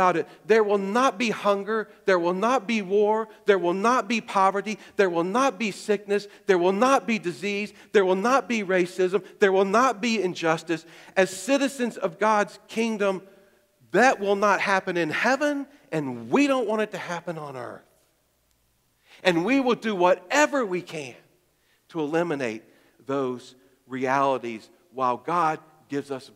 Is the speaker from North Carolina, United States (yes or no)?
yes; Greensboro, North Carolina, United States; now in Alexandria, United States; I was born in Greensboro, North Carolina